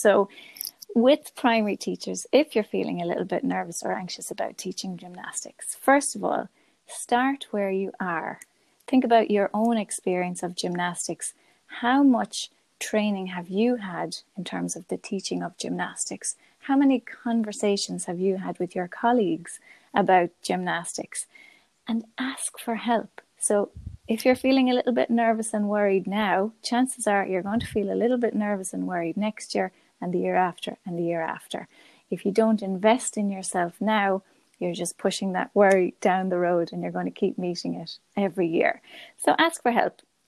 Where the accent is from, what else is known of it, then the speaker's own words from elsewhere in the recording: Galway, Connacht, Ireland; I'm from Galway, and I'm a primary school teacher